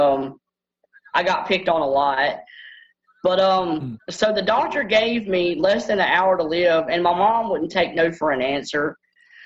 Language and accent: English; Bossier City, Louisiana, United States; I was born in Bossier General and Bossier, Louisiana, which is an hour and a half from where I live now